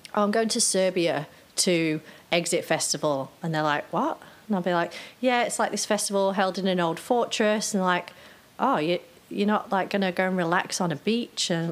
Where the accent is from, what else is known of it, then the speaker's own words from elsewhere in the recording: Cheshire, North West England, United Kingdom; I grew up in Cheshire, kind of like in the countryside